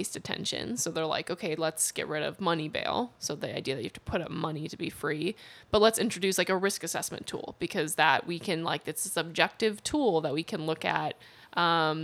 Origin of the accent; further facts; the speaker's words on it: Chicago, Illinois, United States; growing up in Chicago